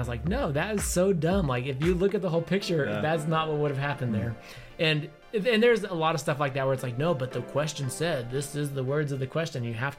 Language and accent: English; Ohio, United States; born there; also born or lived in Utah; I was born in Ohio. I went to a lot of different schools, a lot of different high schools, and graduated in Utah.